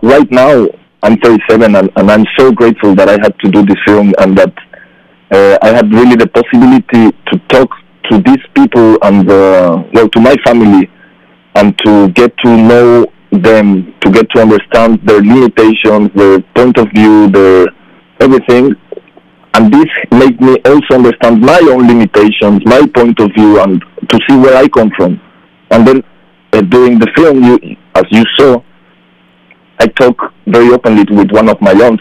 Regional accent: Mexico City, Mexico; moved away as an adult; also born or lived in Czech Republic; I'm from Mexico City

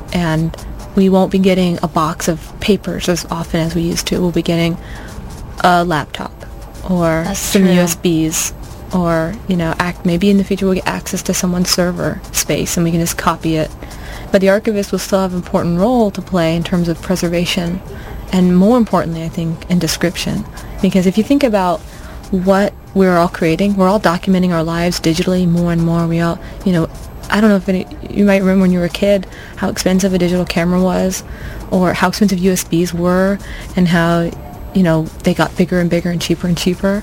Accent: Florida, United States; moved away as an adult; also born or lived in North Carolina; now in Irvine, United States; I'm from Florida, but I went to college at Duke University in North Carolina

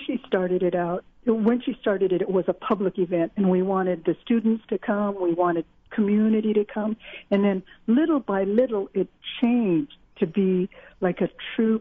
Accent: Long Beach, California, United States; I was raised in Long Beach

